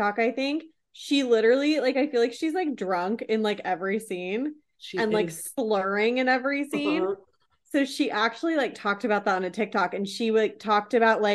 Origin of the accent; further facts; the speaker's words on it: Seattle, Washington, United States; I'm born and raised in Seattle. Do not talk shit on my hometown